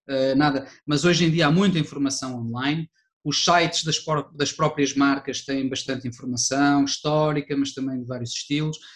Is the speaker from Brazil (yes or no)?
no; Porto, Norte, Portugal; eu sou do Porto